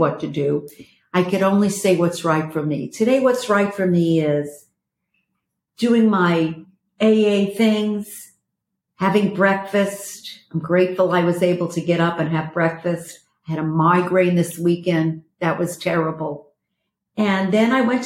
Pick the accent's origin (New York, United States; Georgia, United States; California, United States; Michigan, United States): New York, United States; moved away; I'm from New York